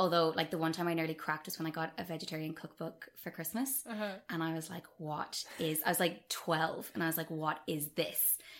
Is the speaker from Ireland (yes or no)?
yes; Munster, Ireland; accent: Dublin; now in Dublin, Ireland; So I'm originally from West Cork, and apologies to all West Cork people for the complete lack of accent and the Dublin twang that I've picked up.